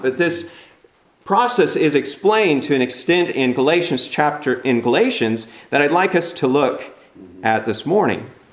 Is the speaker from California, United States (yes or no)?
yes; California, United States; I'm from California